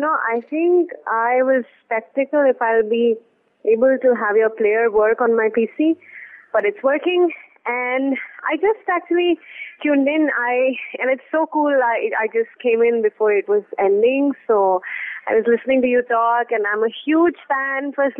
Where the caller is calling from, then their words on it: Delhi, India; And I'm calling from Delhi.